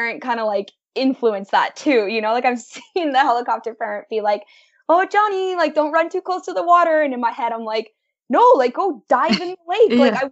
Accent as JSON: {"language": "English", "town": "Welland", "region": "Ontario", "country": "Canada", "tie": "born or raised there", "said": "I'm from Welland, Ontario. So we're, like, located right in the heart of the Niagara region"}